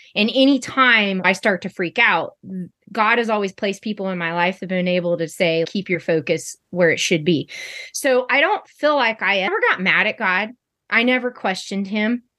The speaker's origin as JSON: {"language": "English", "town": "Sacramento", "region": "California", "country": "United States", "lives_now": "Somerset, United States", "said": "I currently reside in Somerset, California, and I am from Sacramento, California."}